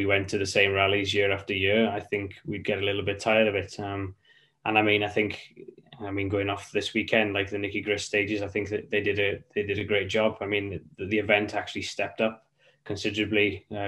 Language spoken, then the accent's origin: English; Welsh, Wales, United Kingdom; we're Welsh as well